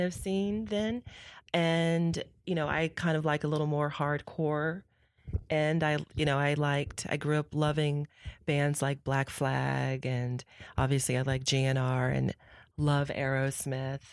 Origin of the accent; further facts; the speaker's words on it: San Francisco, California, United States; also born or lived in Newark; I grew up in San Francisco